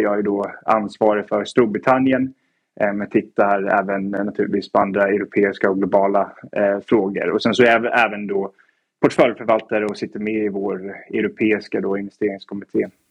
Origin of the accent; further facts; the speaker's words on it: Stockholm, Stockholm County, Sweden; moved away as an adult; also born or lived in Edinburgh / New York / Oxford; now in London, United Kingdom; född och uppvuxen i, i Stockholm men har väl tillbringat egentligen hela mitt vuxna liv då utomlands